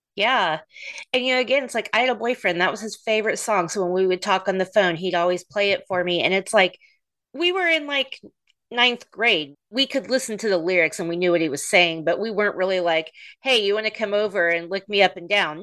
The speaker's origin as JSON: {"language": "English", "town": "Oklahoma City", "region": "Oklahoma", "country": "United States", "tie": "born or raised there", "said": "they're from my hometown"}